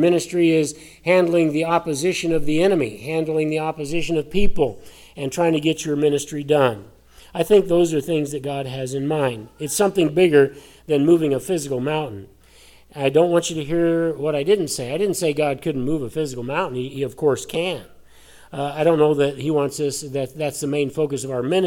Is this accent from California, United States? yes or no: no; Colorado, United States; I grew up in Colorado